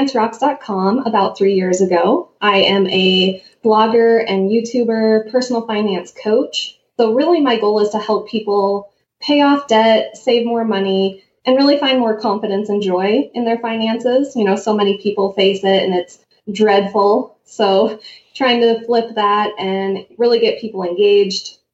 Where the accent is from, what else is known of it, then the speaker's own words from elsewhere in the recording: Anaconda, Montana, United States; I grew up here. I grew up in Anaconda.